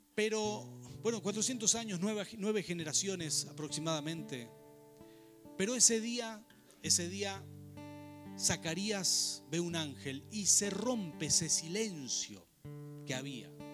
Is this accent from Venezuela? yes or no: no; Rafaela, Santa Fe, Argentina; moved away as an adult; also born or lived in Buenos Aires; Crecimos en Rafaela, toda la protección de un gran grupo familiar, trabajo, etcétera. Y llegar a Buenos Aires